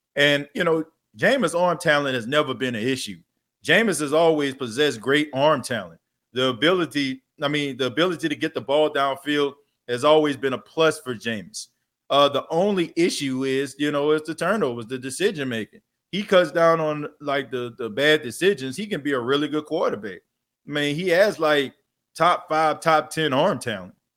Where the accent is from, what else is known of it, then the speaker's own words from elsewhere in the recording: New Orleans, Louisiana, United States; growing up in the Night Ward, New Orleans